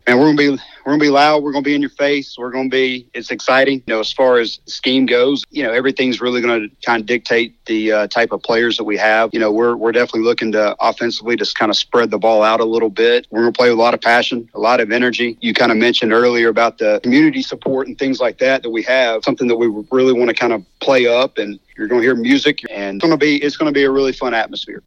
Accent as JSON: {"language": "English", "town": "Hernando", "region": "Mississippi", "country": "United States", "tie": "born or raised there", "also_born_or_lived": "Orlando, Florida / Horn Lake", "moved": "as an adult", "said": "I grew up in Hernando and uh, we moved to Orlando, Florida"}